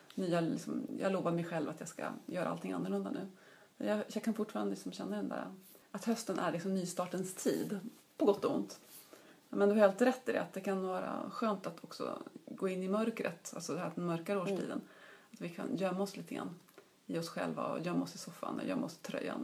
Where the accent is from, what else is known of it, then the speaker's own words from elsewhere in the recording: Uppsala, Uppsala County, Sweden; jag är ju uppvuxen i Uppsala och började plugga på universitetet här